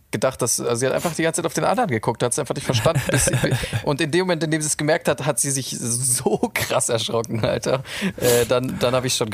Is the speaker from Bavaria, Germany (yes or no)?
yes; Munich, Bavaria, Germany; Ja, ich bin aus München.